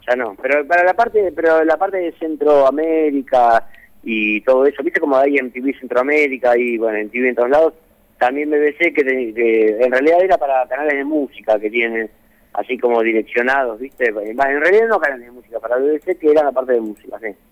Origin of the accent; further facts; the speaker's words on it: Santa Fe, Argentina; also born or lived in Lehmann; yo soy santafesino